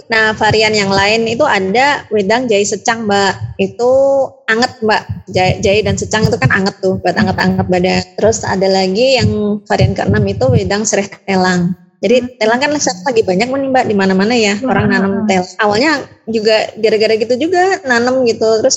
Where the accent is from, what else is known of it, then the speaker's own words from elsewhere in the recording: Yogyakarta, Special Region of Yogyakarta, Indonesia; now in Bantul, Indonesia; aku tuh aslinya Jogja Mbak. Jogja kota maksudnya. Nah itu mbak setelah aku kenal Bantul, aku tinggal di sini